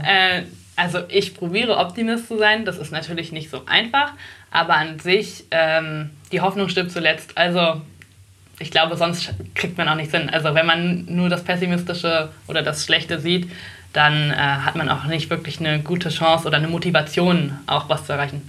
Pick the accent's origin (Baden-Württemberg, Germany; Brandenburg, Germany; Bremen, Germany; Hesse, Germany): Brandenburg, Germany; Oranienburg; also born or lived in Berlin; wir sind rausgezogen, als ich ungefähr fünf war